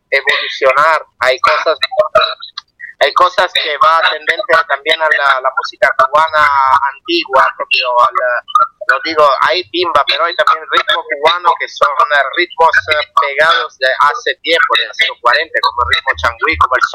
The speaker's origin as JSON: {"language": "Spanish", "country": "Italy", "second_language": "Spanish", "said": "somos un grupo de Italia, me eh, yo como siendo italiano me gustaba, yo aprendí el español gracias a la música latina, gracias a la música."}